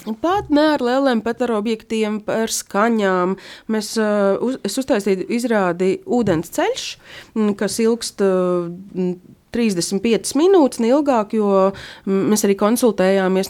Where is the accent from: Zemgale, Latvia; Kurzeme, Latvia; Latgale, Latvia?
Latgale, Latvia; Līvāni; es esmu pati no Līvāniem un uh, nedaudz runāju latgaliešu valodā